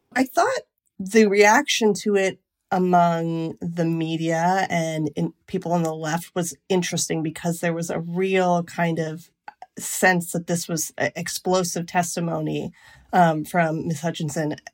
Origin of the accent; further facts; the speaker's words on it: Lake Huron, Ontario, Canada; moved away as an adult; now in United States; I grew up on Lake Huron